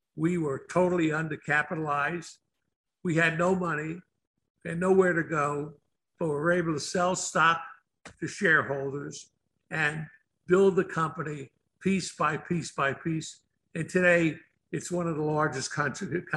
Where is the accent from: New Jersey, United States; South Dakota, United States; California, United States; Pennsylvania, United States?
New Jersey, United States; Newark; I grew up in Newark, New Jersey.